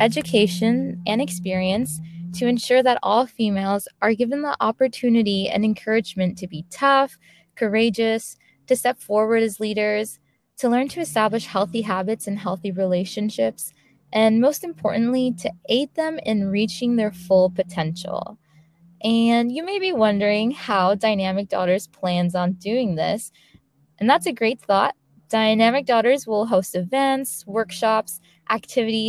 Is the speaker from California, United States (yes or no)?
yes; San Diego, California, United States; I was born and raised on the West Coast, specifically in San Diego, California.